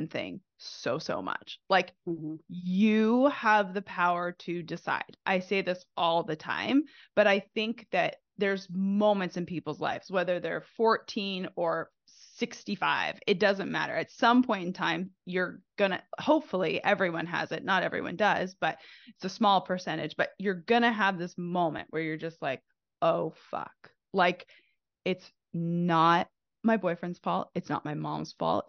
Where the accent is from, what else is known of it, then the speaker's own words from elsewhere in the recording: Canada; now in United States; I'm originally from Canada